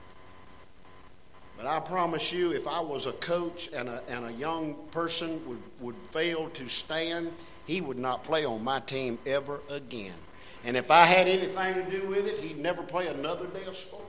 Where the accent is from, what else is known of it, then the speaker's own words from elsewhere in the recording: United States; I was born in America